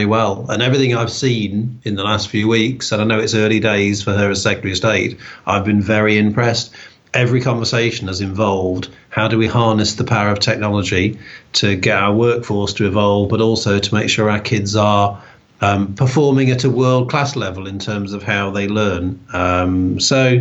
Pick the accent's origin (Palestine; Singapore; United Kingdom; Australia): United Kingdom; Newark-on-Trent, East Midlands; moved away as an adult; also born or lived in Birmingham / Loughborough / Walsall; I grew up in Newark-on-Trent in Nottinghamshire